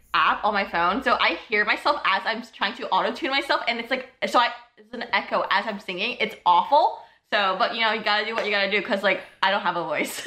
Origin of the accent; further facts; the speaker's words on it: New York City, New York, United States; moved away as an adult; now in Ithaca, United States; I'm from Brooklyn, New York.